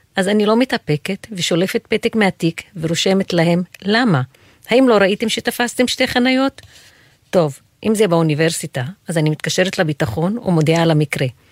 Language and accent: Hebrew; Haifa, Haifa District, Israel; moved away as an adult; now in Jerusalem, Israel; נולדתי וגדלתי בעיר חיפה